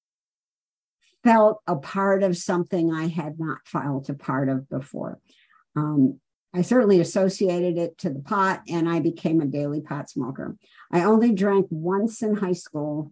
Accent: Chicago, Illinois, United States; also born or lived in Los Angeles, California; Took a train to Chicago to spend some time with my grandparents

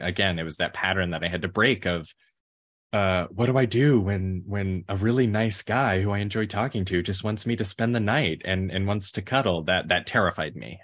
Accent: Memphis, Tennessee, United States; I grew up in Memphis, Tennessee

